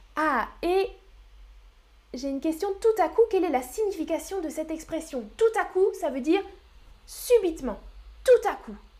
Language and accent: French; France; Oui, je suis française, je suis française